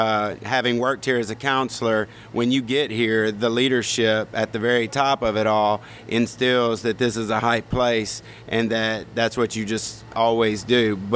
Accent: Greenwood, Mississippi, United States; Greenwood, Mississippi.

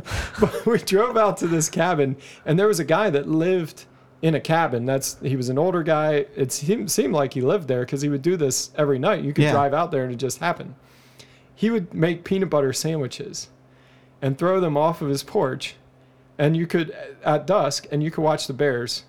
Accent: Dryden, Ontario, Canada; born there; I was born in Dryden, Ontario.

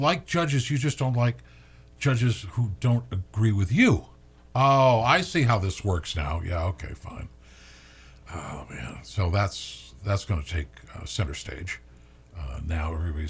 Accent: Warner, New Hampshire, United States; I'm from, you know, I'm from Warner, small town

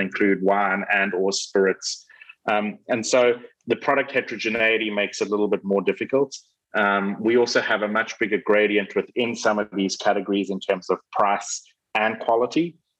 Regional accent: South Africa; my home country, South Africa

